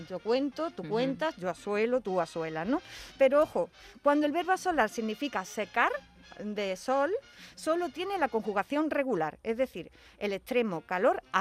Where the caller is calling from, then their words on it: Jerez, Andalusia, Spain; Soy …, de Jerez